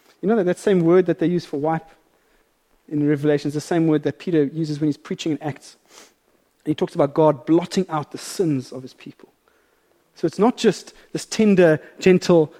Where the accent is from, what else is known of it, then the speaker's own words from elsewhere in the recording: South Africa; as a South African